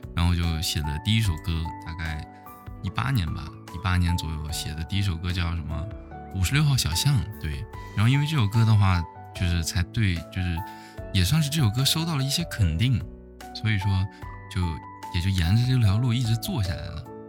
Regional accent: Jincheng, Shanxi, China; also born or lived in Taiyuan; 我是晋城的

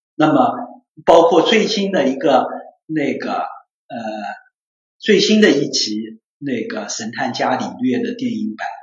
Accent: China; 我们中国人

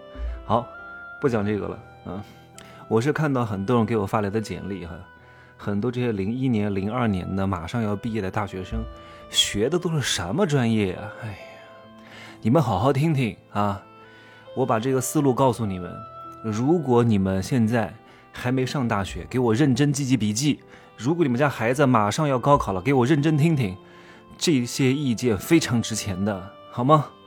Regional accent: Wuhu, Anhui, China; also born or lived in Hefei; 我是芜湖人

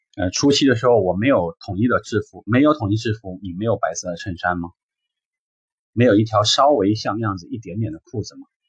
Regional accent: China; 或者说我们中国人典型嘛，

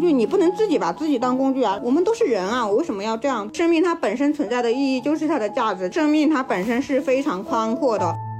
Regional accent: Shangnan, Shaanxi, China; now in Shenzhen, China; 我们老家所在的那个陕西商南的那个地方

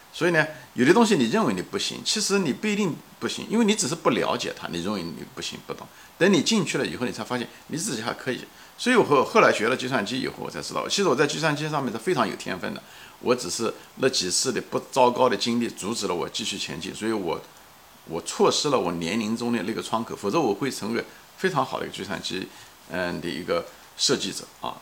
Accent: China; now in United States; 我很骄傲、很幸运做了个中国人

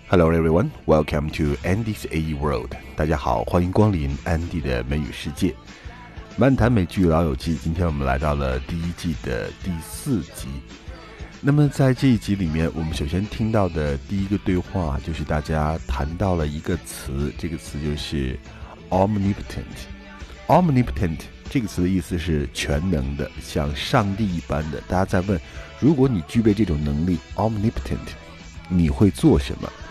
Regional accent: China; 我们中国人都有一个习惯叫做 noon nap

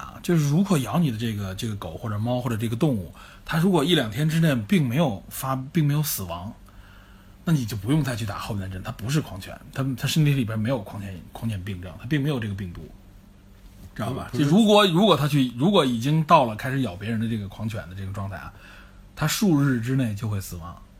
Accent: China; 这个东西其实大家我们中国人都很熟悉，都听说过。

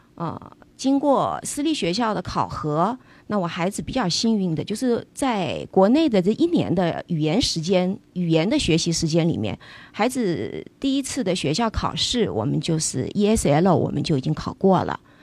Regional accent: Changsha, Hunan, China; moved away as an adult; also born or lived in Fuzhou (ancestral); now in Los Angeles, United States; 小时候父母亲是在湖南工作，所以我出生在湖南长沙

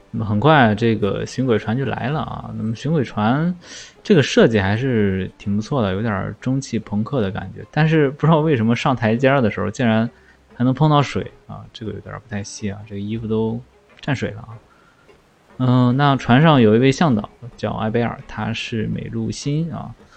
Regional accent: northern China, China; moved away; 尤其是作为一个北方人啊，在南方的这种河边儿去旅游也是一种，啊，非常新的一个体验

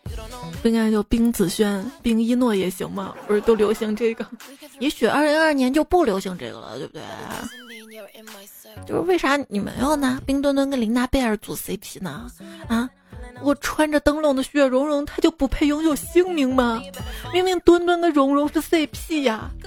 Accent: China; 原来足球也能让我们中国人骄傲的，干脆搞个双喜临门，把男足解散了得了。

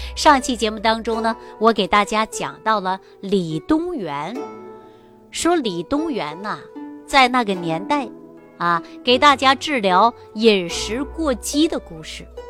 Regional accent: Jilin, China; moved away; also born or lived in Shaanxi; 东北哪儿的呢？就是吉林人

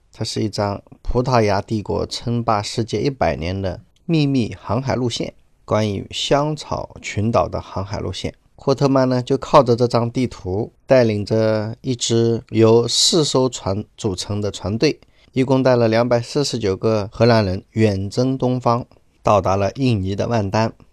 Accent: China; 我们中国人实在太多了

